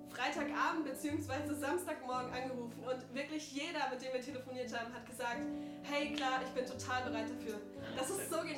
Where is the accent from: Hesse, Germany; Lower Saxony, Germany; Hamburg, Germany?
Lower Saxony, Germany; Hanover; moved away as an adult; now in Baden-Württemberg, Germany; ich bin ursprünglich aus Hannover, habe da noch meine, meine Familie